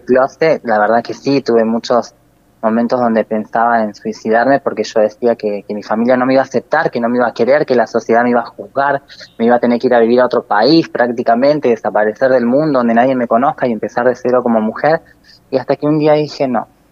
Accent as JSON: {"language": "Spanish", "town": "Río Gallegos", "region": "Santa Cruz", "country": "Argentina", "tie": "born or raised there", "said": "al ser nacida y criada acá en Río Gallegos"}